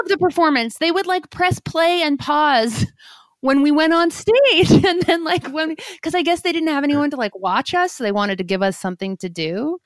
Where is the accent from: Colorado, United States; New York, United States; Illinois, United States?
New York, United States; I grew up in New York, too